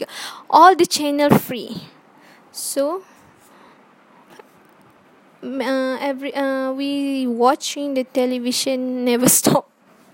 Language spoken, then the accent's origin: English; Johor, Malaysia; I'm from the Selatan Tanah Air, Johor